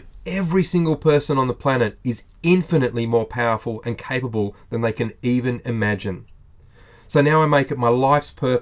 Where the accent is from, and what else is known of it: Australia